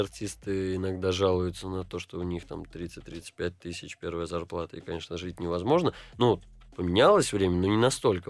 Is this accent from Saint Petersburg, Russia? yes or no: yes; Saint Petersburg, Russia; also born or lived in Jerusalem, Israel; Я из Петербурга.